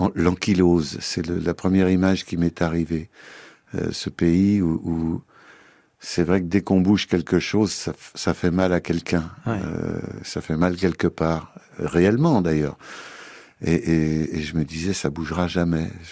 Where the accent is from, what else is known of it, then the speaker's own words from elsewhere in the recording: Paris, Île-de-France, France; also born or lived in Loir-et-Cher; Non, moi je suis parisien de chez parisien. Je prends mon passeport quand je passe le périphérique et, c'est épouvantable. Je suis né à Paris, j'y ai vécu mon enfance.